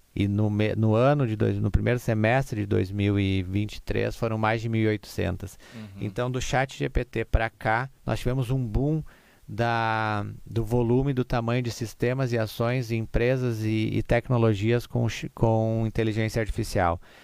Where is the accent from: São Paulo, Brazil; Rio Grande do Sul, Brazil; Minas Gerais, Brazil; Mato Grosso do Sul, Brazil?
Rio Grande do Sul, Brazil; Igrejinha; nós somos uma cidade da Oktoberfest, nós somos uma cidade que tem essa cultura alemã